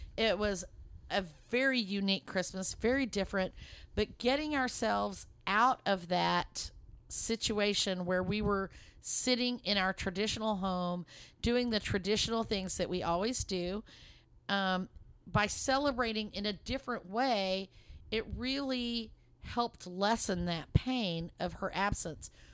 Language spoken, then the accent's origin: English; Lubbock, Texas, United States; moved away as an adult; now in Dallas, United States; we're originally from the Lubbock, Texas area, and that's where my, um, in-laws lived, and that's where Mark and I were born and raised. And we live in the Dallas area now